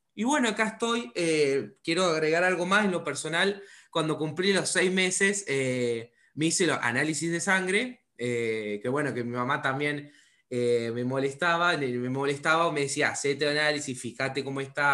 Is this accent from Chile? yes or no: no; Córdoba, Argentina; yo también soy de Córdoba, o sea, al lado, estoy al sur de Córdoba